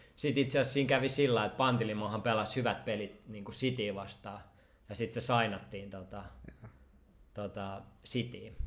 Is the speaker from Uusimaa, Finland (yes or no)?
yes; Helsinki, Uusimaa, Finland; kun mä olin niinku stadilainen junnu